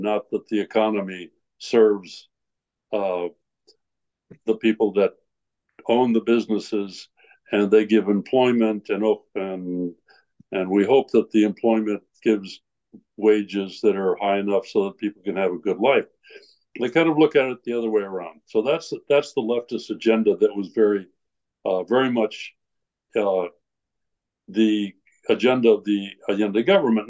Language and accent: English; Iowa, United States; moved away as an adult; also born or lived in Innsbruck, Austria / Chile; I'm from Iowa